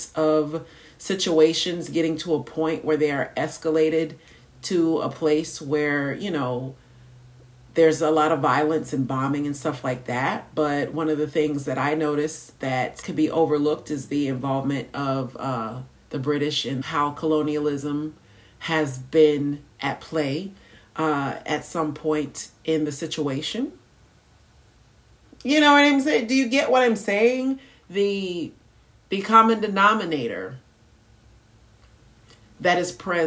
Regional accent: United States

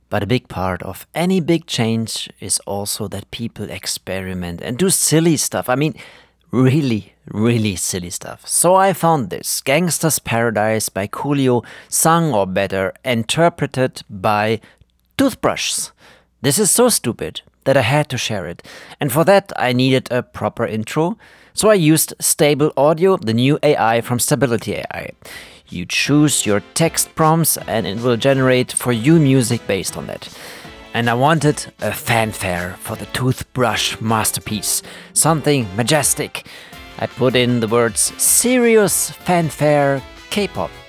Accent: Germany; born there; born in Germany and speak fluent German. I even considered doing the podcast in German at first

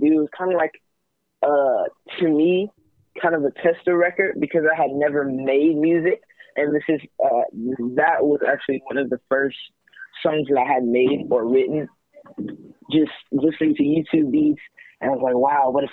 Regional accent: Atlanta, Georgia, United States; now in Los Angeles, United States; I was born and raised in Atlanta, Georgia. That's where I'm hailing from

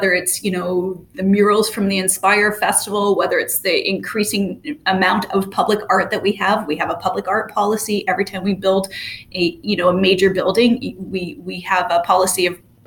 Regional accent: Ontario, Canada; moved away; I grew up in Ontario

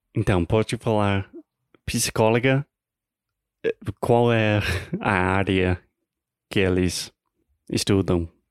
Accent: United States; Portuguese is a second language; eu sou americano, tentando aprender, pelo menos melhorar o meu português

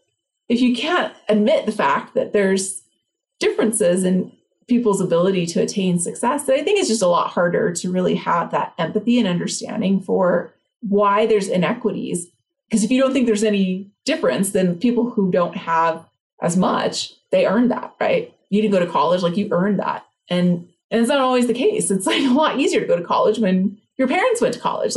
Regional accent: Los Angeles, California, United States; I grew up single mom, like on welfare in East LA.

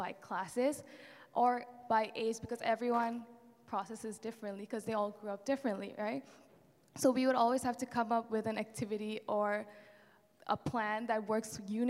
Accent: India; also born or lived in South Korea; So I'm half Korean and half Indian. So that's my mom, my dad. And yeah, I was born in Korea, but then we moved to India because my parents' missionary work is there.

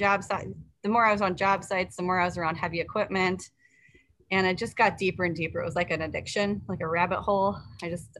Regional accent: Minnesota, United States; also born or lived in Des Moines, Iowa; I come from Minnesota. So I came back to Minnesota

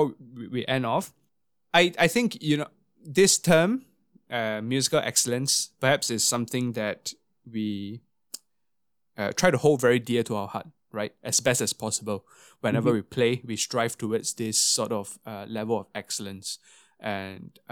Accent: Singapore; growing up in Singapore as a brass player

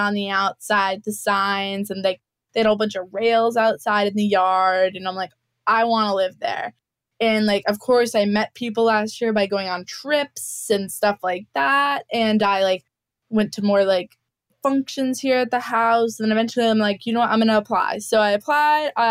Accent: Bridgewater, New Hampshire, United States; moved away as an adult; also born or lived in Canton, New York; I grew up in Bridgewater, New Hampshire

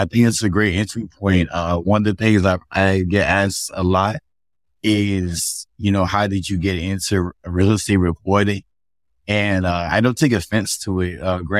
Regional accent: Augusta, Georgia, United States; born there; now in Miami, United States; But yeah, I'm not originally from Miami or Philly for that matter. You know, I was born in Augusta, Georgia, you know, home of … just moved around a lot.

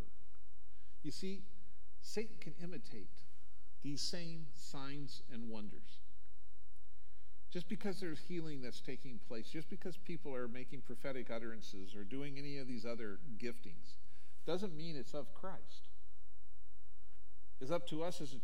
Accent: Omaha, Nebraska, United States; When I grew up in Omaha

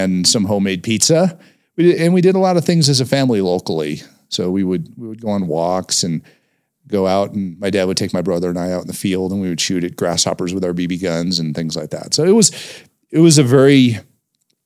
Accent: Englewood, Colorado, United States; also born or lived in Ohio; we ended up in Inglewood, Colorado, just south of Denver, where I grew up.

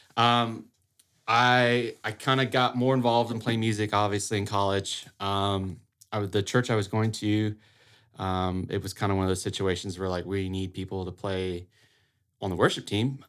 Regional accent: a little town outside of Auburn, Alabama, United States; moved away as an adult; now in Saint Augustine, United States; I'm originally from a little town outside of Auburn, Alabama

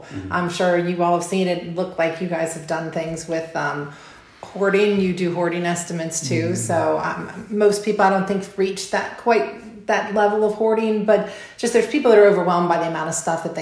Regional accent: United States; I grew up in Stone Brook.

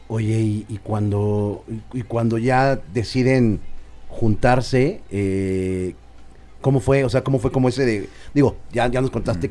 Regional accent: Cuautitlán, State of Mexico, Mexico; yo soy de Cuapa

